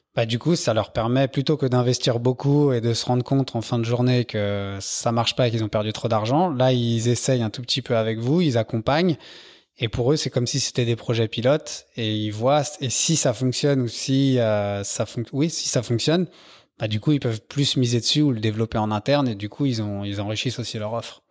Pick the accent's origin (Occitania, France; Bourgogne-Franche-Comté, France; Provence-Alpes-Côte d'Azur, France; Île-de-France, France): Île-de-France, France; Paris; je suis parisien